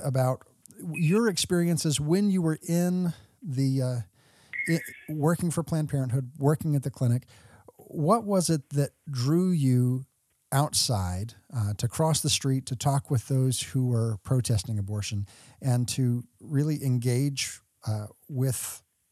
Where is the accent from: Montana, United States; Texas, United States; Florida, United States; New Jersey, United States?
Texas, United States; I grew up in Texas